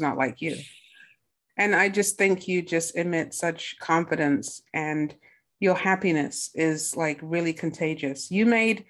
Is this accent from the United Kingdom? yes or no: yes; England, United Kingdom; now in United States; I'm from England